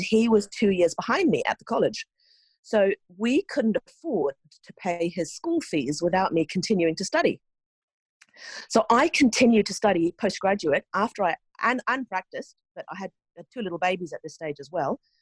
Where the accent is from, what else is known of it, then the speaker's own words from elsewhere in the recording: Norway; moved away as an adult; also born or lived in New Zealand; I grew up in Norway